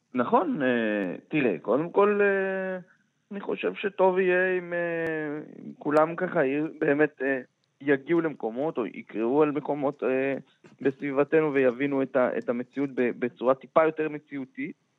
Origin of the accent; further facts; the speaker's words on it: Israel; מבחינתנו כישראלים